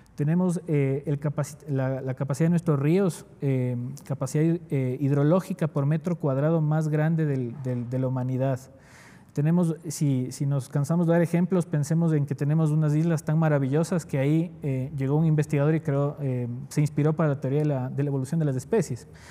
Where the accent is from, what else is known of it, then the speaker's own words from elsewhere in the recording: Quito, Pichincha, Ecuador; also born or lived in Ibarra, Imbabura; yo nací en Ibarra, en, la provincia de Imbabura. Eh, de hecho, solo pasé un par de semanas al nacer y luego fui a Quito porque mi madre ya estaba viviendo acá en, Quito, en un barrio popular llamado Cotocollao, donde yo crecí, de hecho.